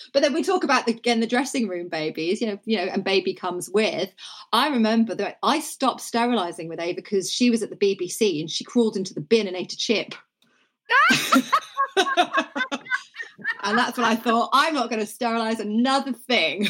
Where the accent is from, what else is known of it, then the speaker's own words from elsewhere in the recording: Norfolk, East of England, United Kingdom; I grew up in Norfolk, and everybody was either into horse riding or sport